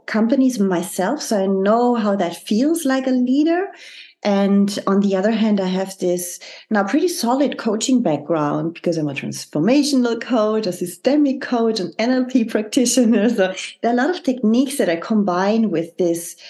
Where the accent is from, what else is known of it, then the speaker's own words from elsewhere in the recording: Germany; moved away as an adult; also born or lived in France / Zurich, Switzerland; The country I'm originally from, I'm from Germany. I was brought up there. And at the age of 24, I left Germany to move to France.